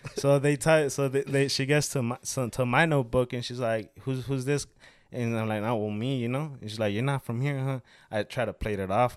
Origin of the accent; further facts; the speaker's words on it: Mexico; moved away; yo vengo de Mexico